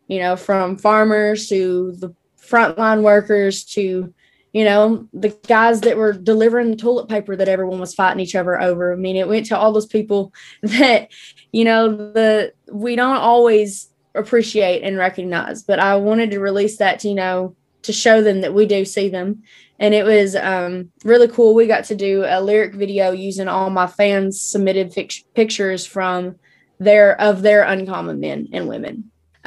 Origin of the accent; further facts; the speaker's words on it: Paducah, Kentucky, United States; now in Nashville, United States; my hometown, which is Paducah, Kentucky